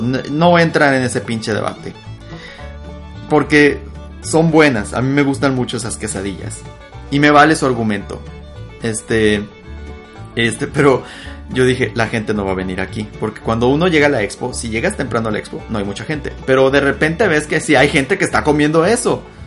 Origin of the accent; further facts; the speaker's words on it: Sonora, Mexico; soy de Sonora